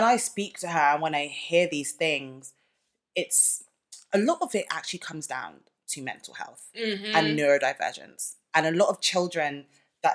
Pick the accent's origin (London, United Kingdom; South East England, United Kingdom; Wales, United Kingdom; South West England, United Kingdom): London, United Kingdom; we're born and raised in London